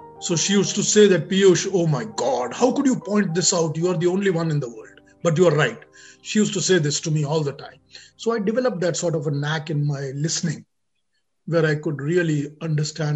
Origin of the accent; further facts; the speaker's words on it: Kolkata, West Bengal, India; moved away; I was born and brought up in Calcutta